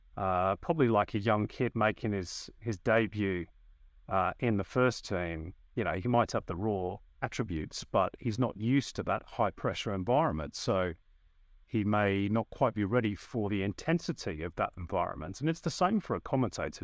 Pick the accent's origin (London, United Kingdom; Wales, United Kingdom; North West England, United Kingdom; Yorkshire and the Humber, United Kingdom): North West England, United Kingdom; moved away as an adult; now in Australia; as you can tell by my accent, I started in the U K. That's where I'm from. I'm from the northwest of England.